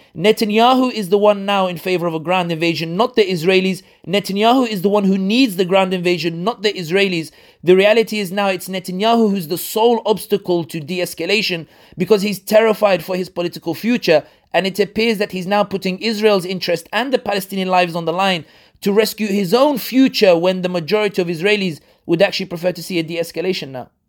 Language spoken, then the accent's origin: English; London, United Kingdom; people like me born and raised in London but originally from North Africa